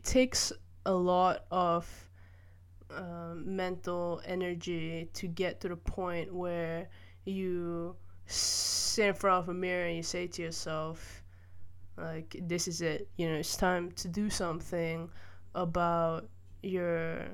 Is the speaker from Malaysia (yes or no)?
yes; Malaysia; I grew up primarily in Malaysia